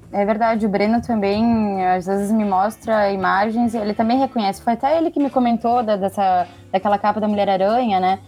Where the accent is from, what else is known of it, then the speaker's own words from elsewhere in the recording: Rio Grande do Sul, Brazil; eu sou do Rio Grande do Sul